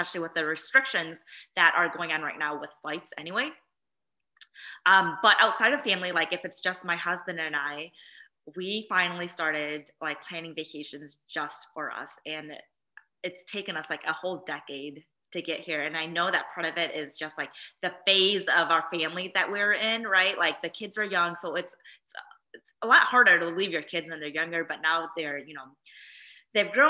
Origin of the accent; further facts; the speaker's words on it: Midwest, United States; that was my first time on a plane and traveling to somewhere outside of the Midwest. And at that point, the only other place I'd gone to besides my hometown is Minnesota